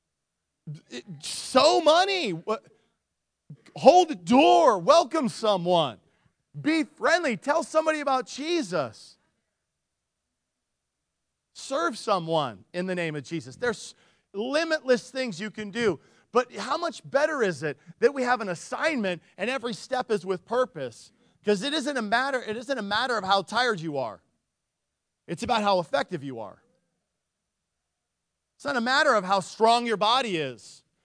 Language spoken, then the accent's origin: English; Nikiski, Alaska, United States; I grew up in Nikiski